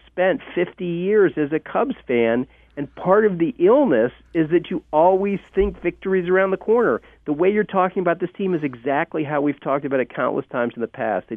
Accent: Illinois, United States; I'm from Illinois, land of Lincoln.

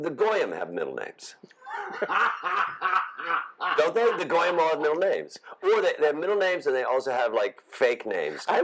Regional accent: Chicago, Illinois, United States; I came. I, from, I come from Chicago.

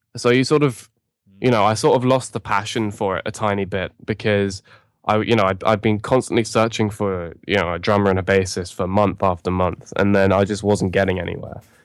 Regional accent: London, United Kingdom; we're from London

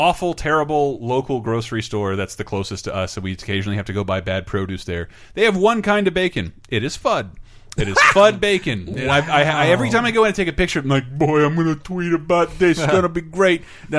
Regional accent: Florida, United States; I'm from Florida.

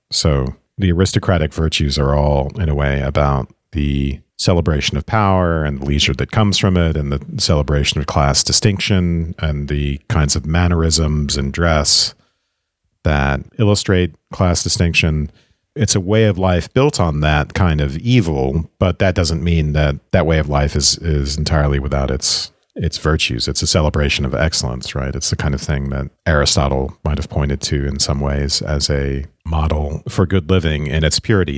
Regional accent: Savannah, Georgia, United States; I am from Savannah, Georgia

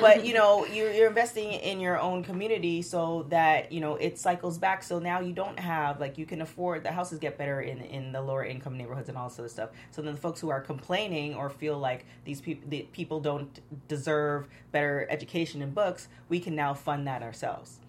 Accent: Toronto, Ontario, Canada; now in Los Angeles, United States; growing up in Toronto

